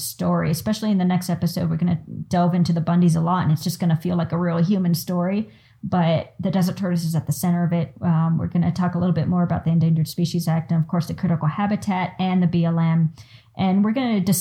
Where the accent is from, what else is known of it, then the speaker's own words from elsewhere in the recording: United States; us as the American public